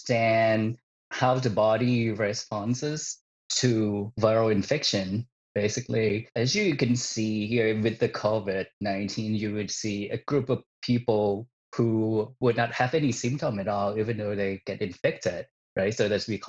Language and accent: English; Isan, Thailand; her hometown, which is my hometown that I grew up in, the northeastern part of Thailand